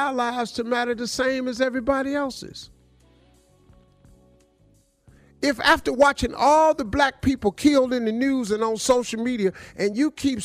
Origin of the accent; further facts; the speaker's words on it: Welch, West Virginia, United States; moved away; also born or lived in Cleveland, Ohio; I grew up in Welch, West Virginia.